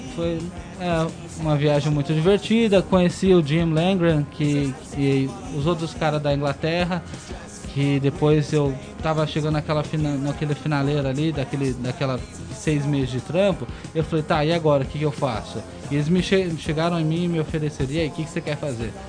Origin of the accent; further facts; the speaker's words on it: Brazil; moved away; also born or lived in England; não foi para isso que eu saí do Brasil